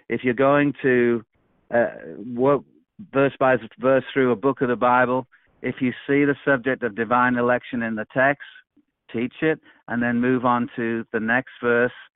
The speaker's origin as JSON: {"language": "English", "region": "England", "country": "United Kingdom", "moved": "yes", "lives_now": "Peoria, United States", "said": "I'm originally from England and live now in the United States"}